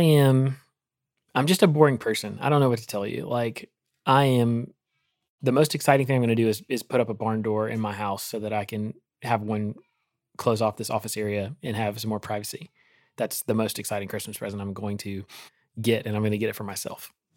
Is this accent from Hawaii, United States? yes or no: no; Eastern North Carolina, United States; I grew up in Eastern North Carolina